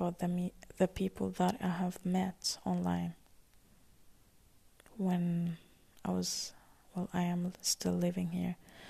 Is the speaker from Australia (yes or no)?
no; Palestine; also born or lived in Syria; So yeah, I tell people that I'm from Palestine. Because my mom is from Palestine. I'm half Palestine, half Syria. But I just tell that I'm from Palestine.